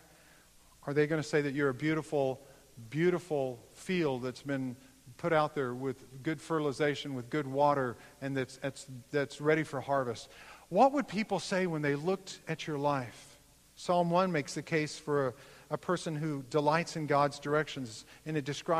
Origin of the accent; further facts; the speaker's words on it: United States; I'm of German descent. I will not, as an American, stand up and allow this to happen on my watch.